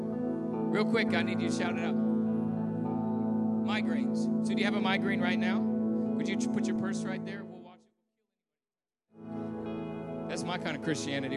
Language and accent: English; Southern California, United States; I grew up in SoCal